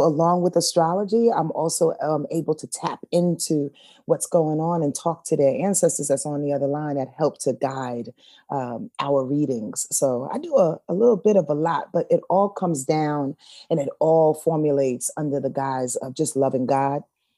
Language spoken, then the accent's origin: English; Yonkers, New York, United States; I'm from Yonkers, New York. I was born 7770.